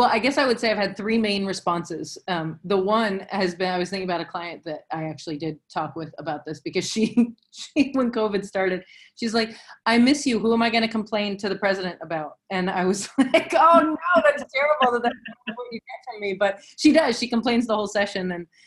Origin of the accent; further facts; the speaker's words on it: the South, United States; But, you know, I'm old and I'm from the South.